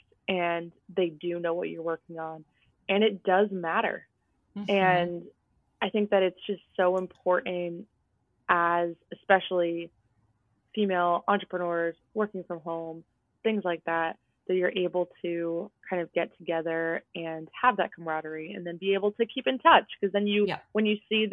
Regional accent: New Jersey, United States; also born or lived in outside Boston; now in Massachusetts, United States; I grew up in New Jersey

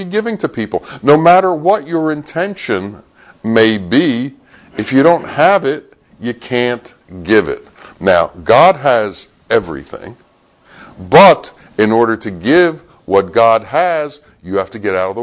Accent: United States; from America

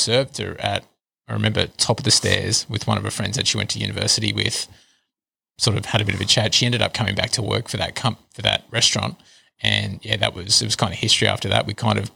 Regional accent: Lismore, New South Wales, Australia; moved away as an adult; I grew up in Lismore. I was born in Lismore Base Hospital, actually. And, yeah, lived there until I was about 19.

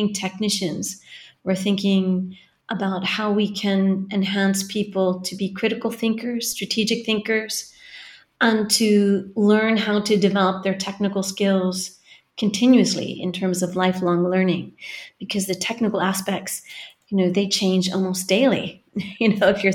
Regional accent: California, United States; moved away as an adult; now in Galway, Ireland; I come from California, which you can probably hear from the accent

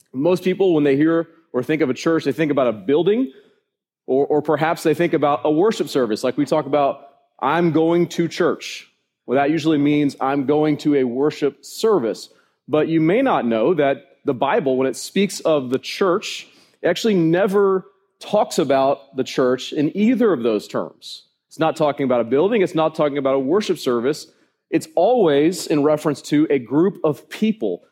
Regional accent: United States; I'm an American citizen.

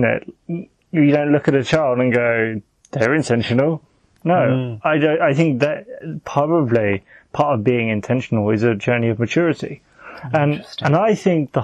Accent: United Kingdom; I'm a British, youngish male

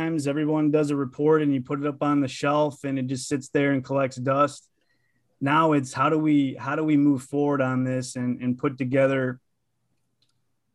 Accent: East Lansing, Michigan, United States; I'm from East Lansing. I'm a townie, so I didn't go very far. Grew up in East Lansing, the Pinecrest

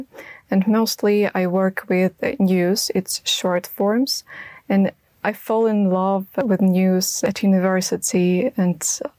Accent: Ukraine; I'm a journalist and a Ukrainian too

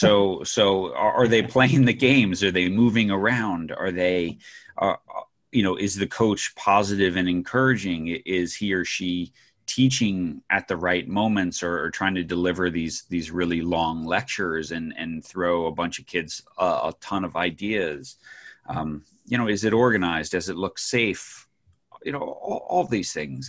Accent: New York, United States; I grew up in New York

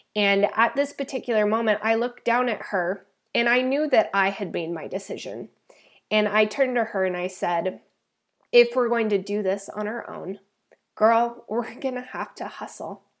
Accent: Idaho, United States; now in San Diego, United States; I was actually born and raised in the beautiful and cold state of Idaho

